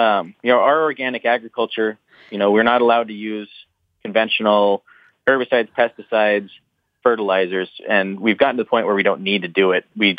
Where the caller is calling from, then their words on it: Big Timber, Montana, United States; I'm calling from central Montana, just outside of Big Timber.